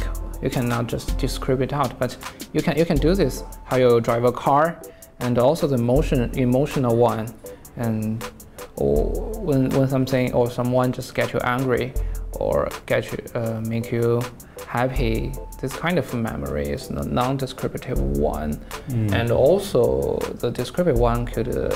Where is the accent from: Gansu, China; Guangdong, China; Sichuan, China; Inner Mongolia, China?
Gansu, China; Jinchang; English is a second language; a nickel mine in my hometown